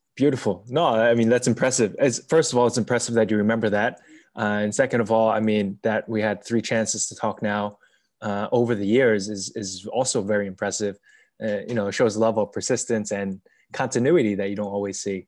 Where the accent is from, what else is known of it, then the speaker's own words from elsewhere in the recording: United States; moved away as an adult; also born or lived in China / Lisbon, Portugal; as an American